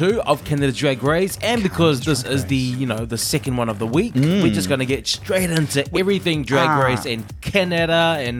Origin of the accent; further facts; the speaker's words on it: New Zealand; I grew up on Sailor Moon. I used to wake up every Saturday morning really early, because that's in New Zealand.